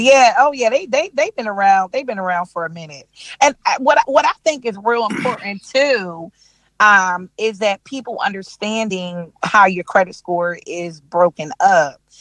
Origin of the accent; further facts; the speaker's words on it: Delaware, United States; moved away as an adult; now in Charlotte, United States; I'm from I'm from Delaware, born and raised